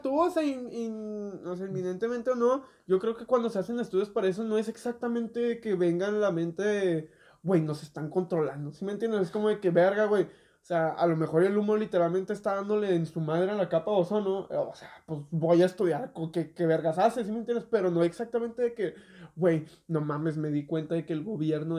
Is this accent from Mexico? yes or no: yes; Mexico; nosotros que somos mexicanos